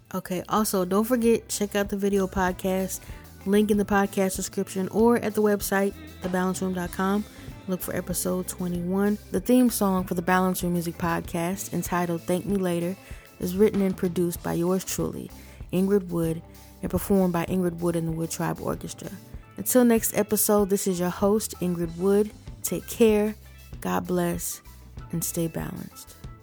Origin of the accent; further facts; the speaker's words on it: Ohio, United States; I'm from Ohio. This is home. I love Ohio.